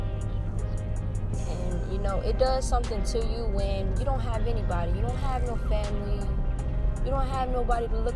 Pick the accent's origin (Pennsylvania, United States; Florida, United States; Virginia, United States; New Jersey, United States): Virginia, United States; Hampton Roads area; also born or lived in Norfolk, Virginia / Newport News, Virginia / Williamsburg, Virginia; First of all, I was born in Norfolk, Virginia. And then my mom moved here to Hampton, Virginia, in Newport News, Virginia. We've moved a couple places here and there. We also lived in Williamsburg as well